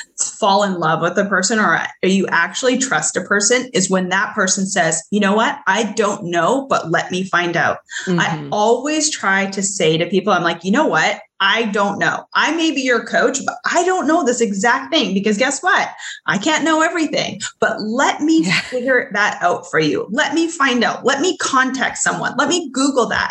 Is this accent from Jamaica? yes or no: no; Canada; I grew up in Canada